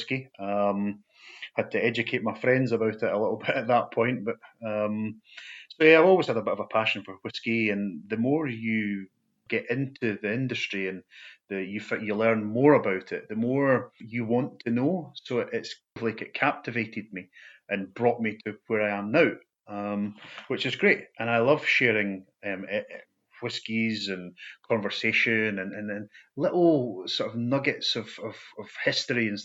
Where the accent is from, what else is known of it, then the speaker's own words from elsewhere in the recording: Falkirk, Scotland, United Kingdom; I was born and brought up in Falkirk in central Scotland